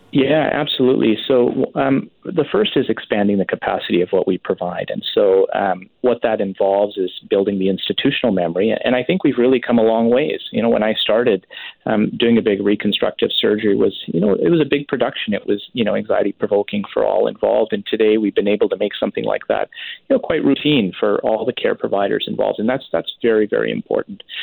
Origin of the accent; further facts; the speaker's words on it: Richmond, British Columbia, Canada; now in Surrey, Canada; I grew up in Vancouver, in fact, Richmond specifically.